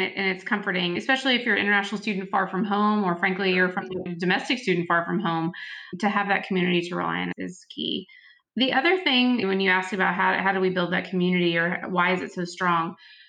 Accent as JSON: {"language": "English", "region": "Texas", "country": "United States", "moved": "as an adult", "lives_now": "Washington, DC, United States", "said": "I'm originally from Texas. When I moved to DC"}